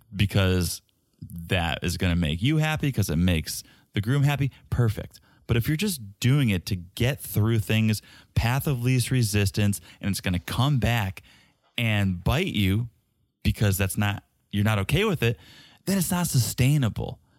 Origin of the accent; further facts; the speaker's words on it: New England, United States; I grew up in New England.